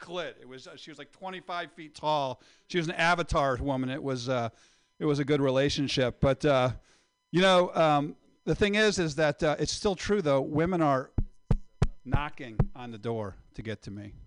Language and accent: English; Indiana, United States; I am from Indiana